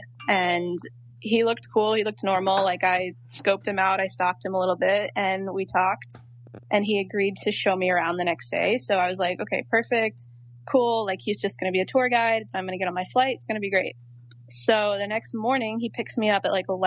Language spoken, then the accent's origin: English; North Carolina, United States; I'm from North Carolina